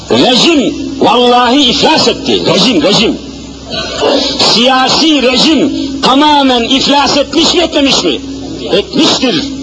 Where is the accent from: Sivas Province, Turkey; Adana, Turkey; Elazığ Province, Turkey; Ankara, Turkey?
Elazığ Province, Turkey; now in Istanbul, Turkey; memleketime gideyim diye düşündüm. El Azize.